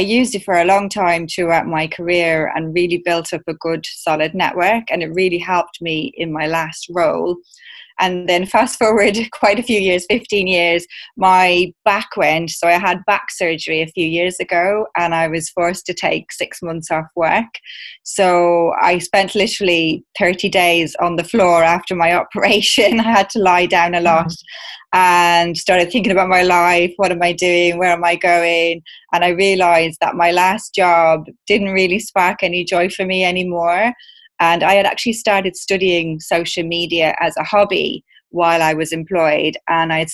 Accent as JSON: {"language": "English", "country": "Ireland", "moved": "as an adult", "lives_now": "London, United Kingdom", "said": "I moved over from Ireland to the UK about 18 years ago"}